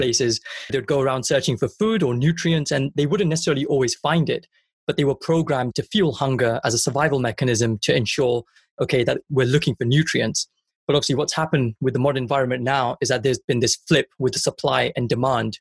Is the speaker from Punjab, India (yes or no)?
yes; Punjab, India; I'm Indian and I'm, I'm from Punjab